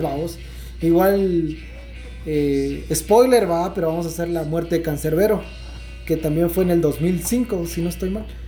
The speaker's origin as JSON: {"language": "Spanish", "country": "Guatemala", "said": "yo soy guatemalteco y no tengo miedo de decirlo"}